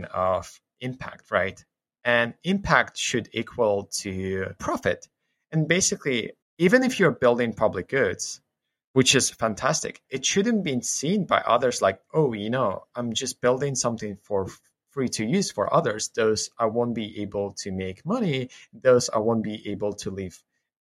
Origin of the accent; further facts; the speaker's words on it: Ukraine; I grew up in Ukraine, spent most of my life here